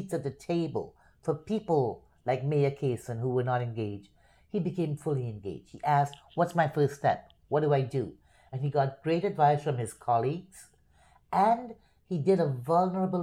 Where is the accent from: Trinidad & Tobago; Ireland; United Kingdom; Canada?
Trinidad & Tobago; Port of Spain; moved away as an adult; now in Miami, United States; Born and raised in Port of Spain, Trinidad